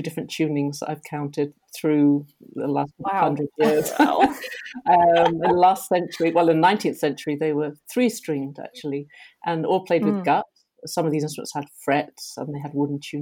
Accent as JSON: {"language": "English", "region": "England", "country": "United Kingdom", "moved": "as an adult", "lives_now": "Rotterdam, Netherlands", "said": "I'm English, but I've been living in Holland for actually most of my life now"}